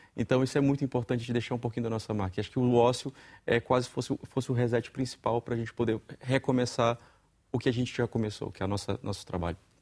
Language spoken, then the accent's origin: Portuguese; Brazil; moved away as an adult; now in Portugal; venho do Brasil